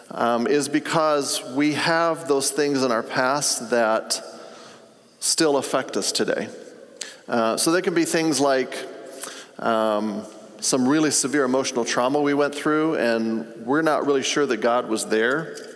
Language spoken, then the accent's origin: English; Tanzania; I grew up in Africa. My parents were missionaries.